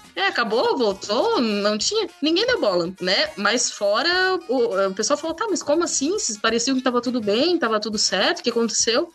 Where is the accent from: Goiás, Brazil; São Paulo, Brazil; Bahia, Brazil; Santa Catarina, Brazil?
Santa Catarina, Brazil; Gaspar; eu sou de Gaspar